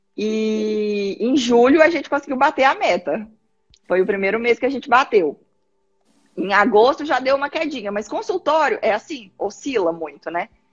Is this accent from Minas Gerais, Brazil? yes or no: yes; Minas Gerais, Brazil; moved away as an adult; also born or lived in Belo Horizonte; now in Paraná, Brazil; eu sou mineira